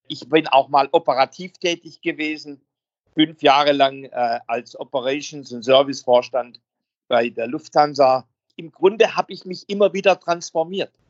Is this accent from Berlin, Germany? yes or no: no; Baden-Württemberg, Germany; accent: Swabian; Also ich bin ja am Rande der Schwäbischen Alb, man hört es in meinem Akzent, groß geworden